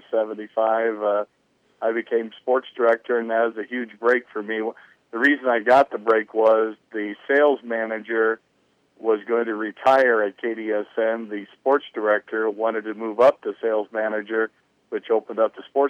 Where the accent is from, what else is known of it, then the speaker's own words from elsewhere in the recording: near Carroll, Iowa, United States; now in Denison, United States; my hometown is just south of Carroll, and I went to Kemper, which is a Catholic high school in Carroll